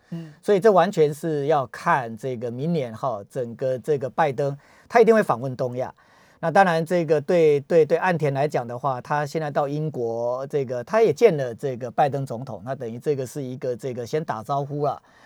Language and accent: Chinese; Taiwan; 我们台湾人